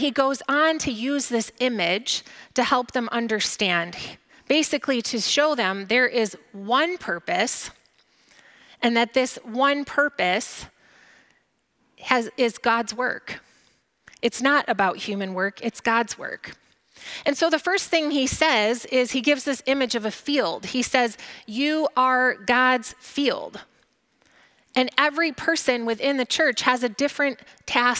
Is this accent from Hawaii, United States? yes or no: no; Grand Rapids, Michigan, United States; now in Borculo, United States; I grew up in Grand Rapids, so really nowhere near farmland, but now I live in Borculo